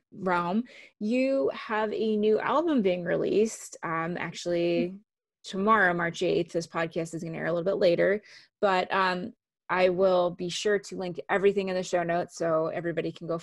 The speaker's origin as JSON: {"language": "English", "country": "Canada", "first_language": "English", "moved": "yes", "said": "I'm actually originally from Canada"}